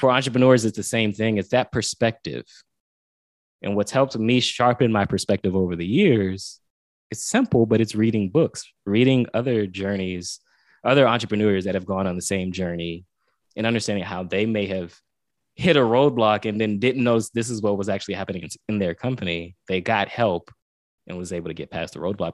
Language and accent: English; Pompano Beach, Florida, United States; I'm from South Florida, Pompano Beach, Florida